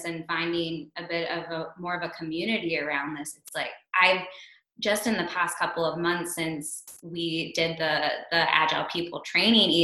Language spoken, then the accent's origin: English; Pittsburgh, Pennsylvania, United States; moved away as an adult; also born or lived in Brooklyn, New York; I moved back to Pittsburgh, I'm originally from Pittsburgh